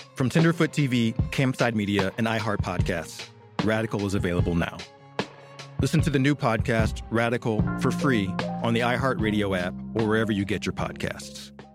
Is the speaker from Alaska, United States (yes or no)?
no; Atlanta, Georgia, United States; in my hometown